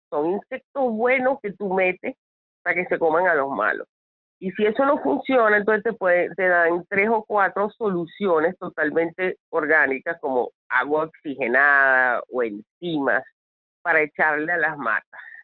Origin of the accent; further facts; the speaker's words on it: Venezuela; siendo venezolana